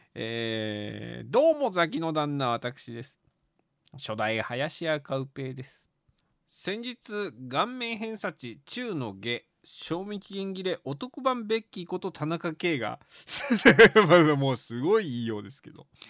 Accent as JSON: {"language": "Japanese", "region": "Tochigi", "country": "Japan", "tie": "born or raised there", "said": "うちの地元の栃木市が関東の倉敷って呼ばれてる"}